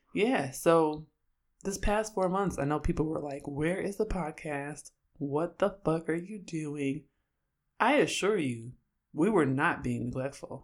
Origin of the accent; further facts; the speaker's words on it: Oakland, California, United States; moved away as an adult; now in Syracuse, United States; I'm from Oakland